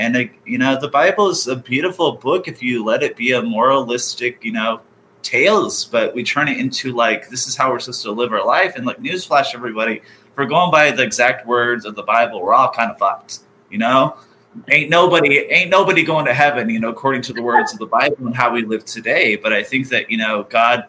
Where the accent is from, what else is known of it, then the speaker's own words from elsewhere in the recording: Orange County, California, United States; growing up in Orange County